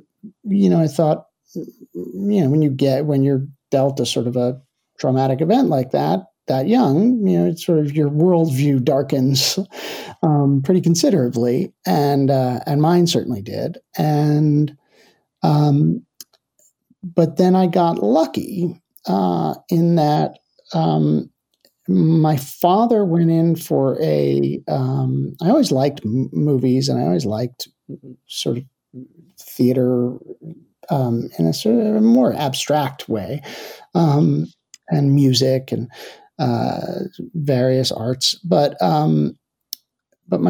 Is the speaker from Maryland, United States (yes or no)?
no; Livingston, New Jersey, United States; I was born and raised in New Jersey, and Livingston, New Jersey was my hometown, is my hometown